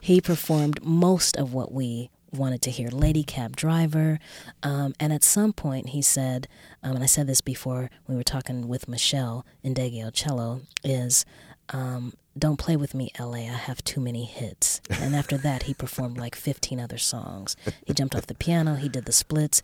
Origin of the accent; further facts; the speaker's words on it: Los Angeles, California, United States; I grew up here in Los Angeles